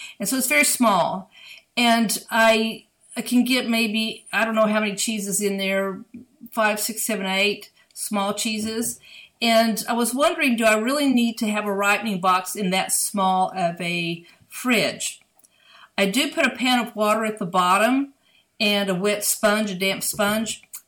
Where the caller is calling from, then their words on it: Houston, Texas, United States; I'm speaking from Houston, Texas.